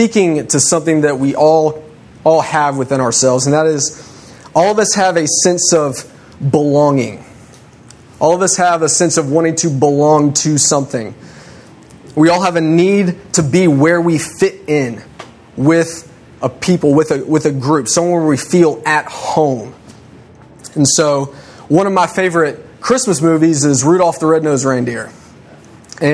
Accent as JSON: {"language": "English", "country": "United States", "said": "I'm an American in Mexico"}